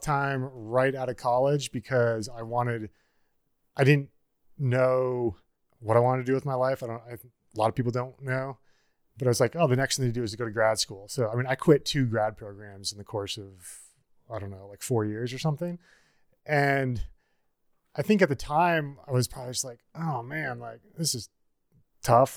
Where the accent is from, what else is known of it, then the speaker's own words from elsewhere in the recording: Niobrara, Nebraska, United States; moved away as an adult; also born or lived in Bozeman, Montana / Ashland, Oregon; now in Colorado, United States; growing up in Niobrara, Nebraska